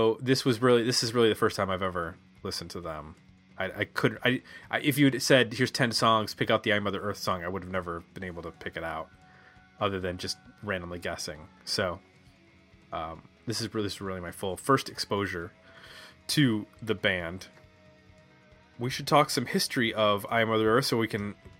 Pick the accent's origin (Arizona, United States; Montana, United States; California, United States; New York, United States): New York, United States; Buffalo; Growing up in Buffalo, New York, which is right near Canada